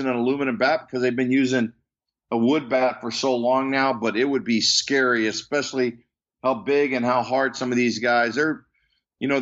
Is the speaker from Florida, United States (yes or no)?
yes; Tampa, Florida, United States; in Tampa, Florida, where we grew up, it was a hotbed of baseball